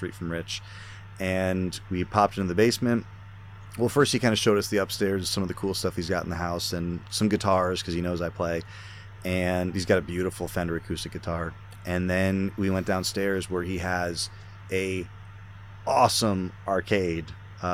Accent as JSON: {"language": "English", "region": "Connecticut", "country": "United States", "said": "I'm from Connecticut"}